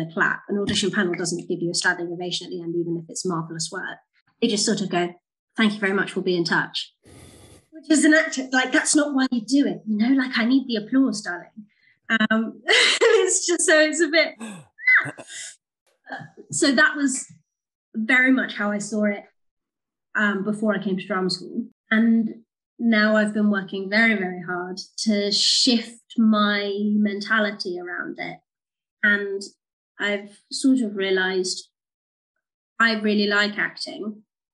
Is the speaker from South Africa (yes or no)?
no; United Kingdom; we're British